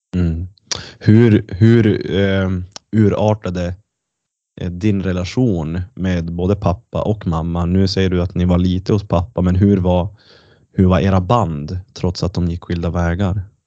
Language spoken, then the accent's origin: Swedish; Kiruna, Norrbotten County, Sweden; now in Luleå, Sweden; jag är ju från Kiruna